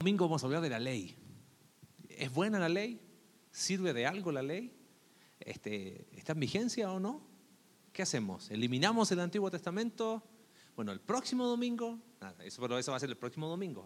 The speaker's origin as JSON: {"language": "Spanish", "country": "Chile", "moved": "yes", "said": "del lugar de donde vengo en Chile"}